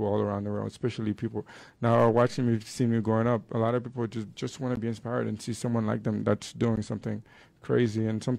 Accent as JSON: {"language": "English", "town": "Port-au-Prince", "country": "Haiti", "tie": "born or raised there", "moved": "as an adult", "lives_now": "Salt Lake City, United States", "said": "I grew up in Haiti. I did all my schooling there until high school."}